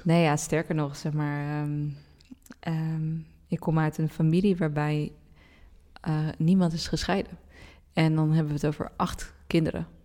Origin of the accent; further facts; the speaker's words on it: Randstad, Netherlands; we zijn opgegroeid in de Randstad, mhm. met z'n allen